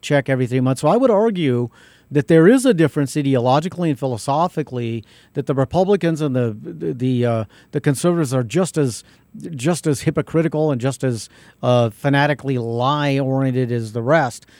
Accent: Albuquerque, New Mexico, United States; I'm from South Broadway and Baralis

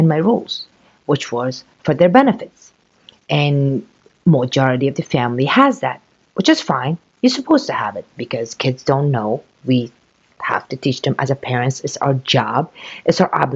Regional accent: Afghanistan; moved away; I came from Afghanistan. It was a country, very poor country

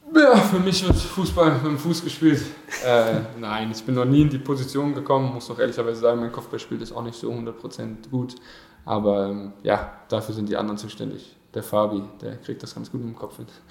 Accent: Berlin, Germany; moved away as an adult; also born or lived in Brandenburg; now in Bielefeld, Germany; ab der 6. Klasse bin ich dann auf die Sportschule gegangen und war dann sozusagen jeden Tag in Berlin. Also mehr in Berlin als in Brandenburg

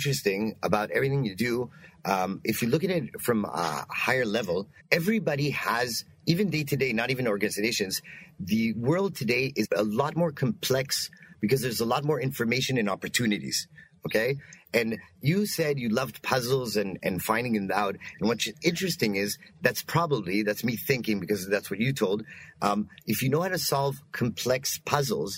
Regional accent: Canada; I'm also Canadian

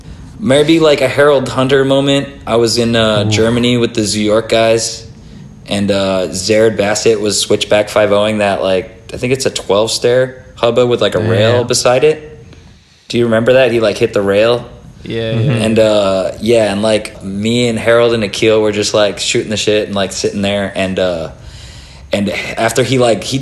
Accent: Chile; also born or lived in Australia / Canada; I'm an Australian born Chilean, so two Chilean parents had me in Australia. I moved to Canada at 7, and then I moved to Chile at 10.

